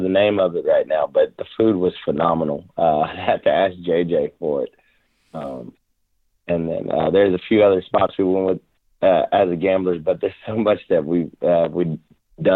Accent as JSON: {"language": "English", "town": "Rockdale", "region": "Texas", "country": "United States", "tie": "born or raised there", "also_born_or_lived": "Temple, Texas / Baytown, Texas", "said": "I was born in Temple, but I was raised in Rockdale, back and forth between Rockdale and Baytown, Texas."}